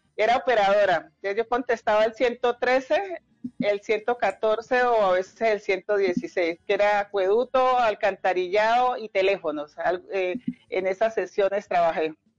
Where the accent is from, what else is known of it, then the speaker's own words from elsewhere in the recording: Cali, Valle del Cauca, Colombia; also born or lived in Candelaria, Valle del Cauca; yo nací en Candelaria, pero prácticamente me crié en Cali, en, la comuna 16 en Mariano Ramos